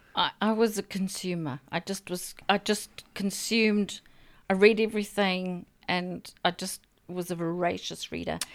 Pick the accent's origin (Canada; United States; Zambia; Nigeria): Zambia; now in New Zealand; I was born in a country in sort of South Central Africa called Zambia